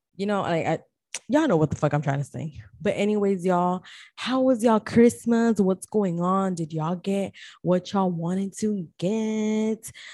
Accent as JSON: {"language": "English", "country": "Guatemala", "said": "I am from Guatemala"}